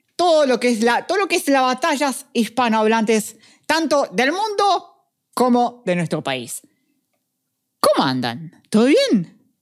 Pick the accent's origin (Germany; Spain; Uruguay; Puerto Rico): Uruguay; somos uruguayos